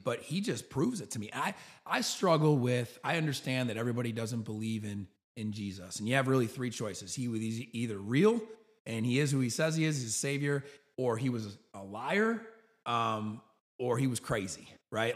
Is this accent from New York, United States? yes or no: yes; New York, United States; moved away as an adult; now in Birmingham, United States; I grew up in New York.